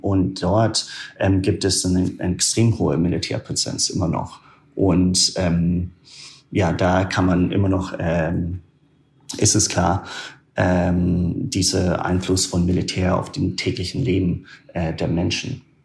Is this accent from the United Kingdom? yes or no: yes; small town north of Aberdeen, northern Scotland, United Kingdom; German is a second language; moved away as an adult; also born or lived in Germany / Myanmar; ich komme ursprünglich aus Schottland. Aus Nordschottland, ah, ja. einer sehr kleinen Stadt, äh, nördlich von Aberdeen